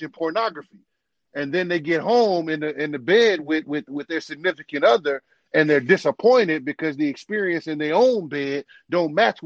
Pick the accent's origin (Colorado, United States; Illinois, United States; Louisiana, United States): Louisiana, United States; New Orleans; moved away; I'm from New Orleans, grew up in New Orleans